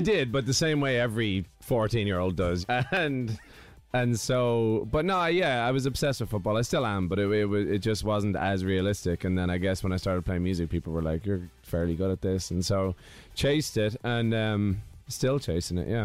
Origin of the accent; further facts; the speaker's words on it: Ireland; moved away; where I grew up, it's it's just fields on one side and forest